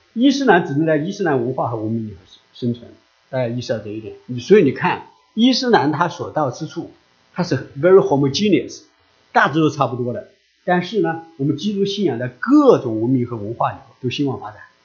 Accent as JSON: {"language": "Chinese", "country": "China", "said": "我们中国人"}